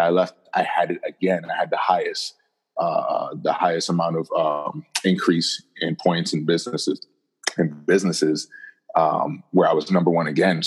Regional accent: Jersey City, New Jersey, United States; also born or lived in Rhode Island; I'm born and raised in New Jersey, specifically Jersey City, New Jersey

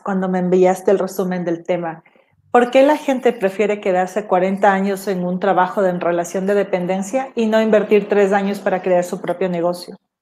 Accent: Ecuador; also born or lived in Los Angeles; soy ecuatoriana

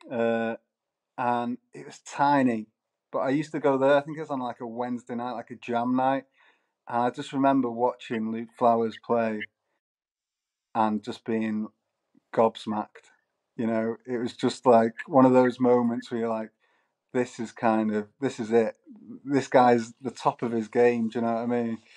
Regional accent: Manchester, North West England, United Kingdom; well, Manchester? Manchester's got like a lot of musical heritage, you know, like

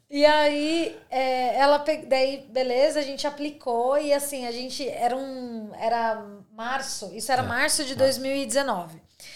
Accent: Brazil; moved away as an adult; now in Australia; sou brasileira

